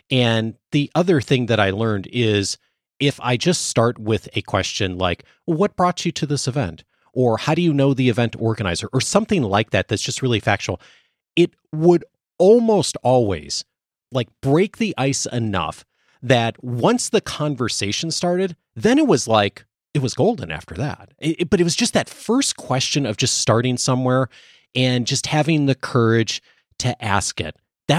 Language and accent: English; Chicago, Illinois, United States; now in Southern California, United States; I grew up mostly in the Chicago area, suburbs.